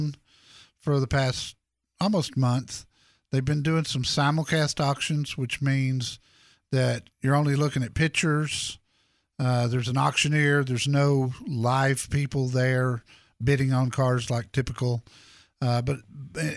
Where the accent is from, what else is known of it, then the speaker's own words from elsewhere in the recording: Dallas, Texas, United States; that's where I grew up.